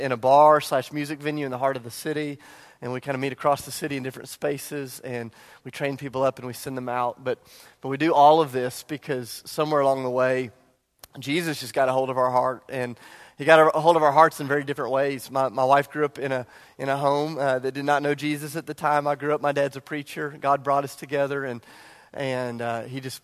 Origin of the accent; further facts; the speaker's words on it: Charleston, South Carolina, United States; I grew up in Charleston